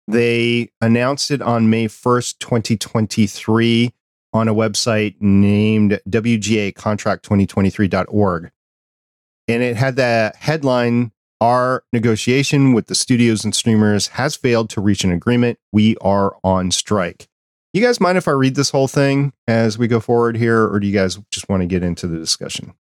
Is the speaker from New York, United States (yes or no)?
yes; New York, United States; I was born in New York